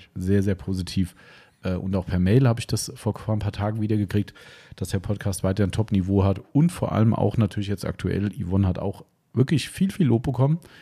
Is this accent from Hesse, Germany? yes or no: yes; Hessians, Hesse, Germany; also born or lived in Idstein; als Hessen